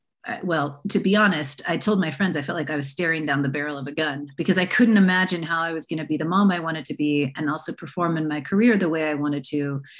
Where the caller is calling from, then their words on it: San Francisco, California, United States; I'm calling in from the San Francisco Bay Area. And I am a bit of a rare bird in that my family is fourth generation from San Francisco.